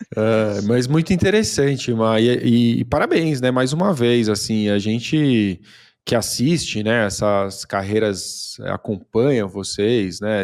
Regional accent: Brazil; accent: Brazilian; eu me preocupava muito com o meu sotaque, né, de brasileiro

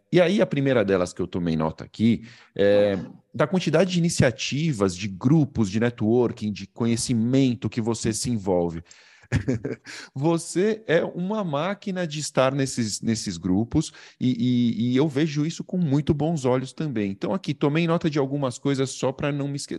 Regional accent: Brazil; accent: Brazilian; eu falo como brasileiro

